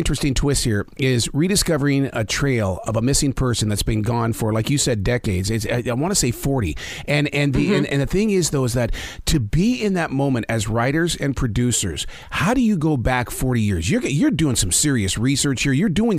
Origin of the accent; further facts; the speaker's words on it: Montana, United States; now in Carolinas, United States; I'm from Montana.